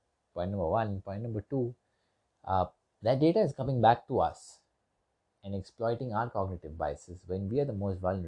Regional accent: India; I'm from India, and we were colonized for quite a long period of time

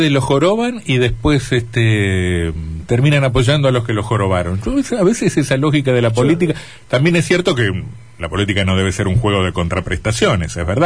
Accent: Curtiembre, Entre Ríos, Argentina; ¿O cuántos en mi pueblo Curtiembre?

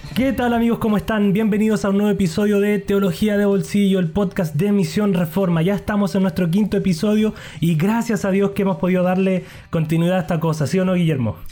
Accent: Chile; como buen chileno

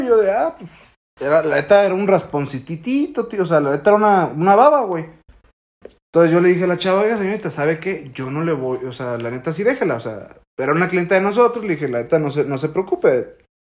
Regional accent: Mexico; estamos tan ciscados como mexicanos

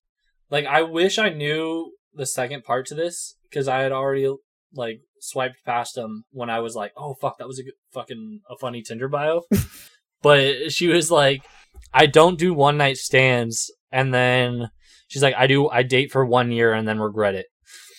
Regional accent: Austin, Texas, United States; No, that the tarot reading shit is because I was from Austin.

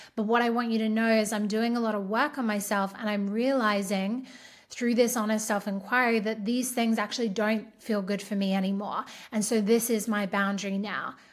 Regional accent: Australia; I'm Australian

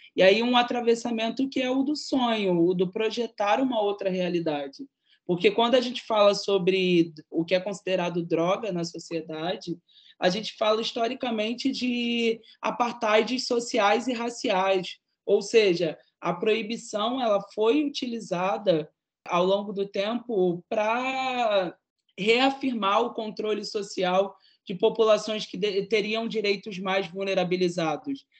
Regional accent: Rio de Janeiro, Brazil; como uma jovem de favela da cidade do Rio de Janeiro

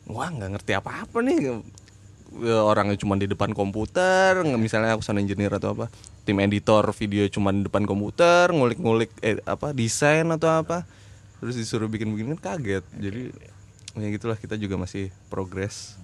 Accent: Samarinda, East Kalimantan, Indonesia; saya kan dari Samarinda

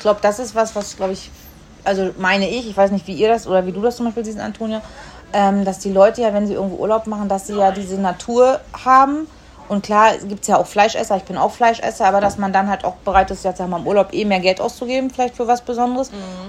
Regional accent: the North, Northern Germany, Germany; wie ich aus dem Norden

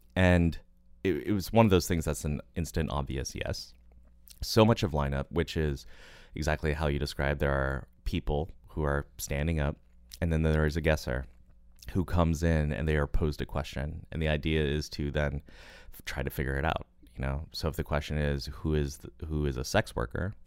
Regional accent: United States; I'm an American

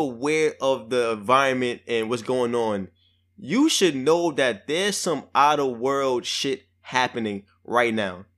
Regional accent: New York City, New York, United States; I'm from Brooklyn, I'm from the hood

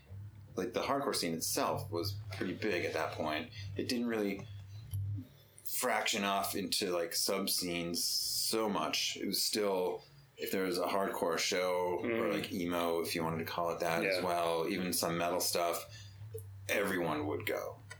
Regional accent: Holliston, Massachusetts, United States; Holliston. {S1} Holliston. {S2} Yeah. Little town.

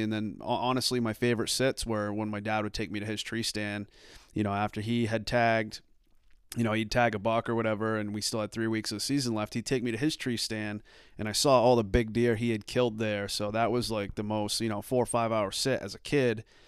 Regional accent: Arundel, Maine, United States; also born or lived in Dayton, Maine; I grew up in Arundel, um, lived there

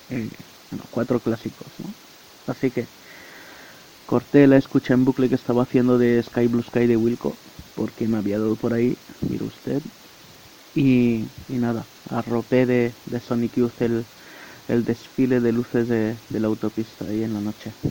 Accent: France; born there; yo estaba metido en un autobús viajando durante 20 horas entre la ciudad donde nací en Francia y, y Madrid

